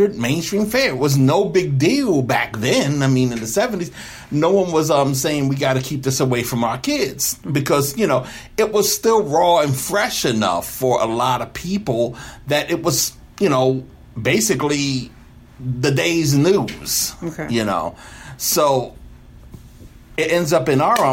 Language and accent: English; Somerset, United States; me growing up in Somerset nearby